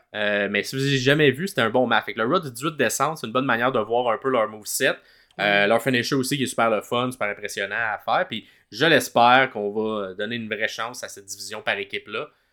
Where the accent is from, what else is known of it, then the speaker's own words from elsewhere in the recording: Quebec, Canada; Je suis québécois